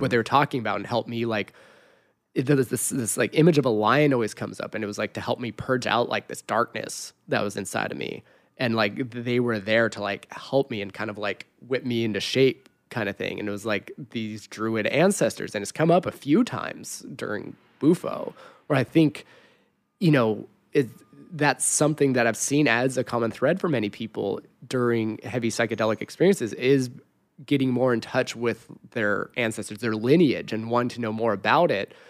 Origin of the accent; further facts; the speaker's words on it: Forest Falls, California, United States; I grew up in Forest Falls where the floods would come through every other year and the fires would happen.